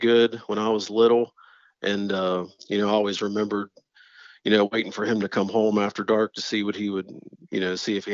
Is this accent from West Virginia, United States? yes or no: yes; North Central West Virginia, United States; I grew up in North Central West Virginia, lived here all my life